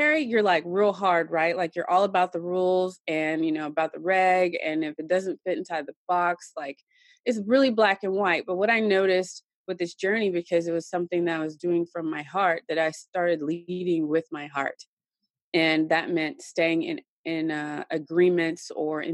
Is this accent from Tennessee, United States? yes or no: yes; Tennessee, United States; she moved into my grandparents' house out on a farm, farm country in Tennessee. And I grew up there